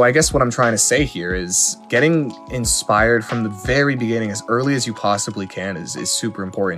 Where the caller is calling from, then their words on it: Toronto, Ontario, Canada; I'm calling from Toronto, Ontario.